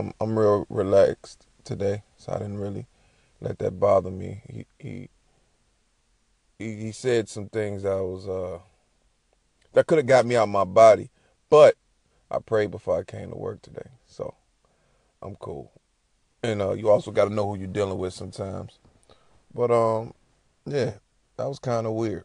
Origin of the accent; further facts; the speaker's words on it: Chicago, Illinois, United States; I'm from Chicago.